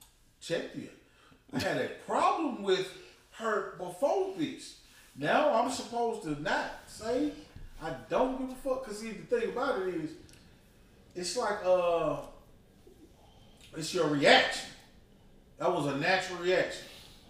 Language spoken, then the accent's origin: English; Nigeria; I'm not black. I'm Nigerian.